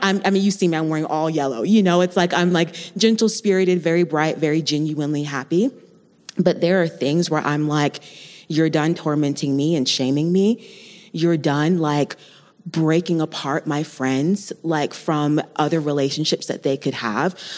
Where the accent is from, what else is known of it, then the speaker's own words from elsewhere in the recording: Colorado Springs, Colorado, United States; I was born and raised here in the Springs